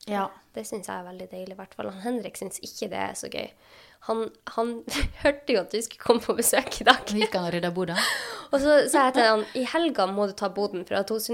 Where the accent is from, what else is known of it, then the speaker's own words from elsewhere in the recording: Sortland, Nordland, Norway; På Sortland, der jeg er ifra, så har de en egen gruppe for Sortland.